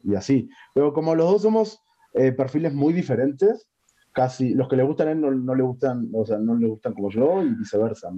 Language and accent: Spanish; Uruguay; moved away as an adult; now in Mexico; soy uruguayo.